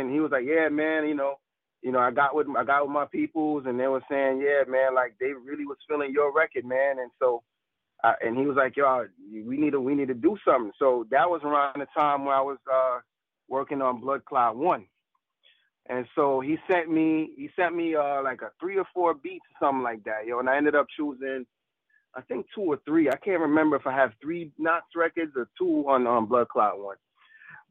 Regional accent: Florida, United States; I'm from Florida

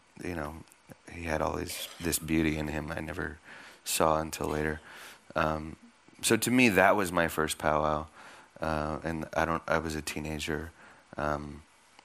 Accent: Oakland, California, United States; I was born and raised in Oakland

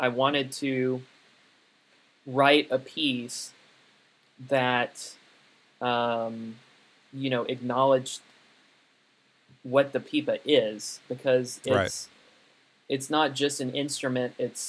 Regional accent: United States; I'm an American composer

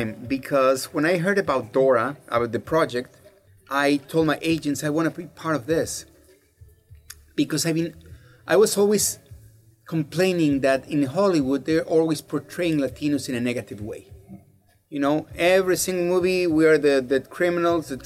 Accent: Mexico; moved away as an adult; I was born and raised in Mexico. I'm a real Mexican.

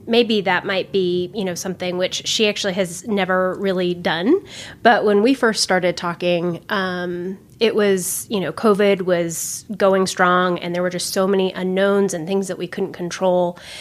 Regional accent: Eastern Nevada, United States; moved away; I grew up in Eastern Nevada, like the closest grocery store is an hour and a half away.

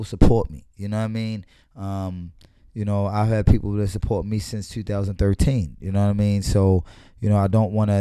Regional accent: Baltimore, Maryland, United States; I'm born and raised in Baltimore

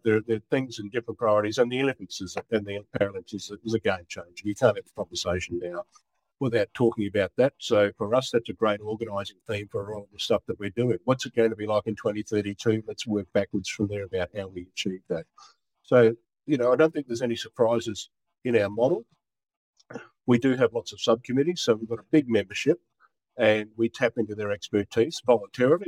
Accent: Brisbane, Queensland, Australia; also born or lived in Sydney / Rockhampton; I was born in Brisbane. I was born about a kilometre from where I now live.

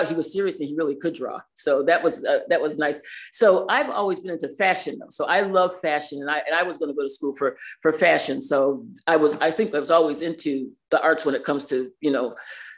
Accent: New York City, New York, United States; now in Binghamton, United States; I was raised in New York City, but we lived in Binghamton.

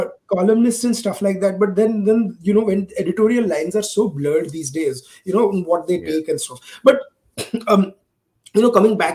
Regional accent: Gujarat, India; I come from Gujarat

